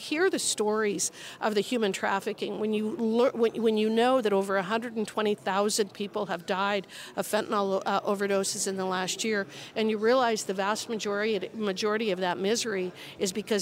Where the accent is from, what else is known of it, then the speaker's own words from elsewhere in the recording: Wyoming, United States; I'm from Wyoming. My state has over 560,000 people.